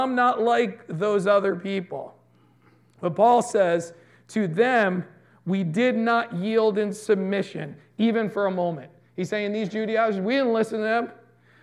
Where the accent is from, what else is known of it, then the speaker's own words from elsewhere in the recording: United States; we're American